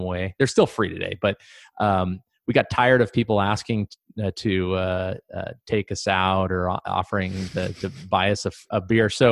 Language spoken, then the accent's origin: English; Pacific Northwest, Idaho, United States; moved away as an adult; also born or lived in Montana / Boise, Idaho / Panama; So I grew up in the Pacific Northwest, born in Montana, went to high school in Idaho.